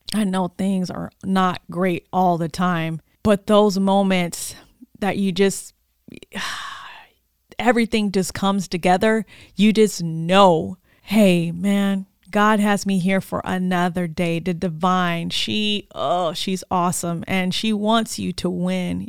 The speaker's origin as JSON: {"language": "English", "town": "Oxnard", "region": "California", "country": "United States", "tie": "born or raised there", "also_born_or_lived": "Sacramento", "moved": "as an adult", "said": "I'm back in my hometown of Oxnard, my community"}